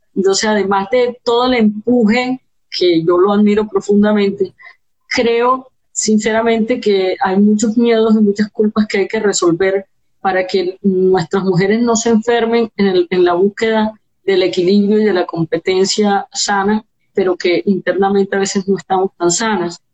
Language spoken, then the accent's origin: Spanish; Colombia; como comunidad como colombianos